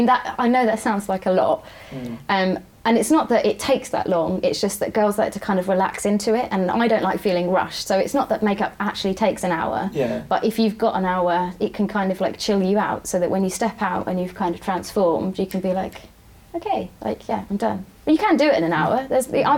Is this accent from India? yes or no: no; London, United Kingdom; now in Manningtree, United Kingdom; I was born in West Ham